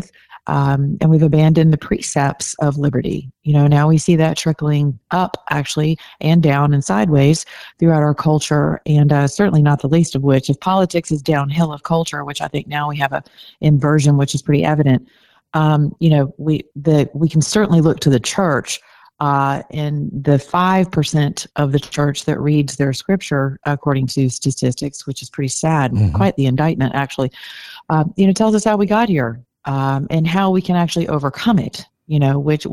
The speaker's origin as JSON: {"language": "English", "region": "the South", "country": "United States", "said": "I'm from the South."}